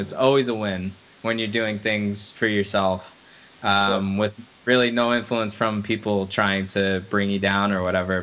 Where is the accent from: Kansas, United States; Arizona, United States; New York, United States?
New York, United States; a guy growing up in New York